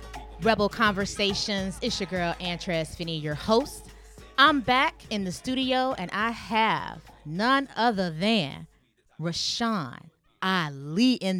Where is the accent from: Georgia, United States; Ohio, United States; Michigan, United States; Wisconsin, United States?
Georgia, United States; Atlanta; And I'm from Atlanta. East Side.